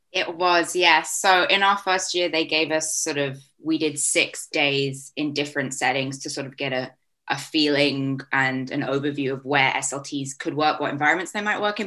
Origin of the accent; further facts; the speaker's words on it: Vancouver, British Columbia, Canada; moved away as an adult; now in Leeds, United Kingdom; I am from Vancouver, Canada